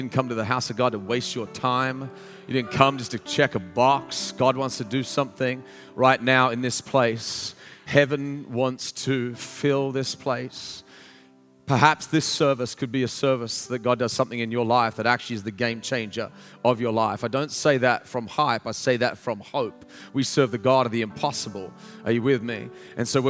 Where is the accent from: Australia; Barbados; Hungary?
Australia; moved away as an adult; now in United States; I'm like, from Australia